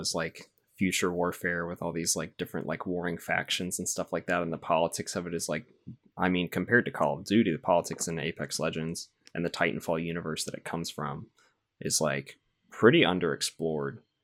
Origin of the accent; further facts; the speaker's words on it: the South, United States; I'm from the South is where I'm from